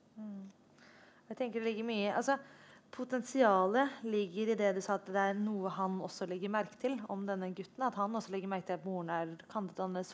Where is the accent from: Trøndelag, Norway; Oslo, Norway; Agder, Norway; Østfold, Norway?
Oslo, Norway; jeg er oppvokst i Oslo